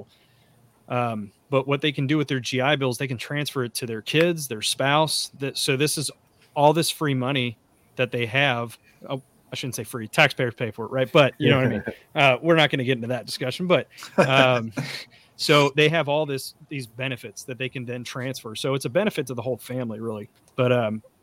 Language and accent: English; Kentucky, United States; now in Texas, United States; I'm from Kentucky originally